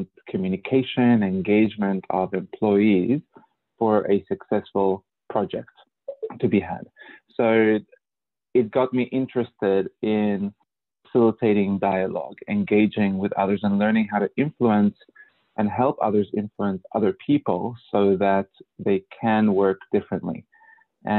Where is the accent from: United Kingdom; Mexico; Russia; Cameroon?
Mexico; moved away as an adult; also born or lived in Australia; now in California, United States; I'm Australian by choice, meaning that I grew up mostly in Mexico and Australia, and I went to Australia when I was 21.